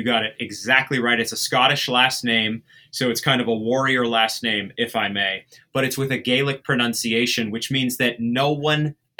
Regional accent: rural Maine, United States; I'm from the East Coast. I'm from Maine. And so I loved all that gritty urban culture, even though I grew up in rural Maine.

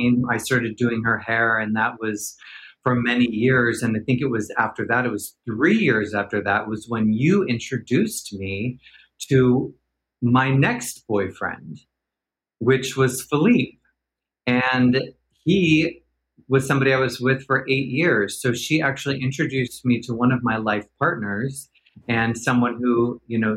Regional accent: Portland, Oregon, United States; moved away as an adult; also born or lived in Los Angeles / New York; I was born and raised in Portland, Oregon.

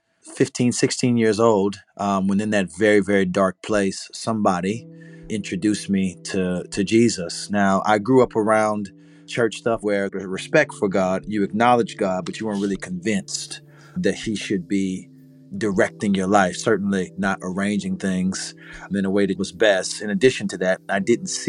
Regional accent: St. Petersburg, Florida, United States; also born or lived in Southern Illinois; I'm from Southside, St. Petersburg. I was raised partially there. The other half of my childhood I spent in Southern Illinois on an Air Force base

